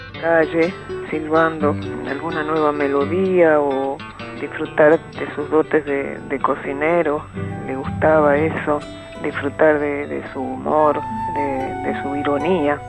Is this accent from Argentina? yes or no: yes; Salta, Argentina; nací en Salta.